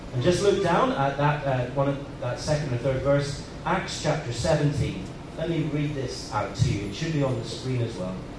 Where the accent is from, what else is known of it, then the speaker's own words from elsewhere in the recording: Northern Ireland, United Kingdom; moved away as an adult; also born or lived in Liverpool; now in Hong Kong; I'm, I'm from Northern Ireland